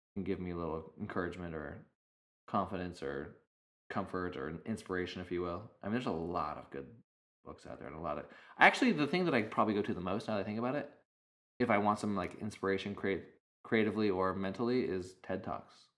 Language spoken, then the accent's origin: English; Idaho, United States; also born or lived in Arizona; now in California, United States; growing up in Idaho and in Arizona, there was, I mean, a lot of open space